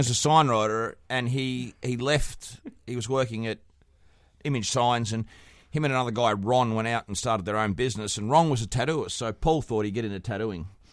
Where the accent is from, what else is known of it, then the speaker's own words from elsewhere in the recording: Australia; I'm from Australia.